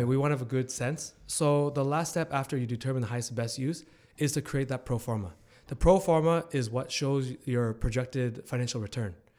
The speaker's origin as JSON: {"language": "English", "town": "Hamilton", "region": "Ontario", "country": "Canada", "tie": "born or raised there", "said": "I'm born and raised in Hamilton"}